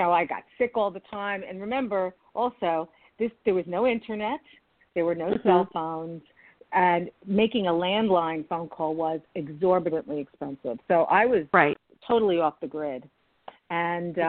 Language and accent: English; United States; as an American